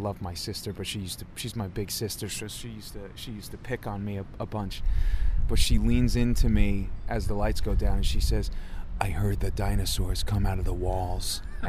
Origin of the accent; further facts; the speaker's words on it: Farmingdale, New York, United States; also born or lived in Philadelphia; I grew up in Long Island, Farmingdale, New York, eastern end of Nassau County, 516 for those who know it. 516 area code. Yeah, I grew up there. Lived in New York for most of my adult life. Lived in Philly for a little bit.